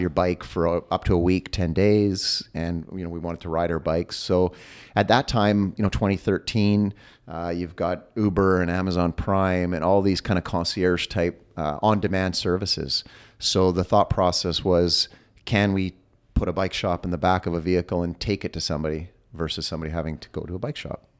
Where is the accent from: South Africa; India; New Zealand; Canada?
Canada; I am Canadian